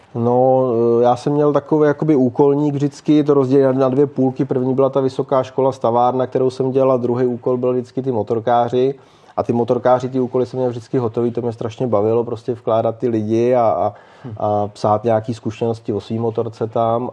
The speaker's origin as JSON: {"language": "Czech", "town": "Mnichovo Hradiště", "region": "Central Bohemian Region", "country": "Czechia", "said": "jsem prostě z Mnichova hradiště"}